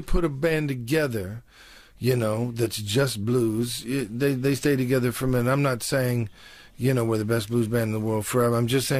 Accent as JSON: {"language": "English", "town": "Detroit", "region": "Michigan", "country": "United States", "tie": "born or raised there", "said": "in Detroit, everybody had come out of the Deep South to work in the steel mills. And so in my neighborhood, it was all Delta people from the Deep South."}